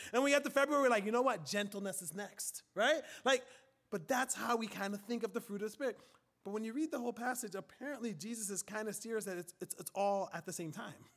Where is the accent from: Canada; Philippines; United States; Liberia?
Liberia; moved away; In Africa, where I'm from, in West Africa, primarily Liberia, right, my country